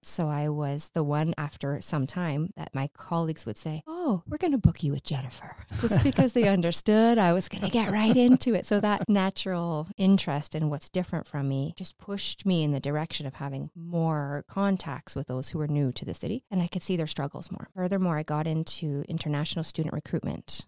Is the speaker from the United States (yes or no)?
no; Sault Ste. Marie, Ontario, Canada; moved away as an adult; I'm from the Sioux originally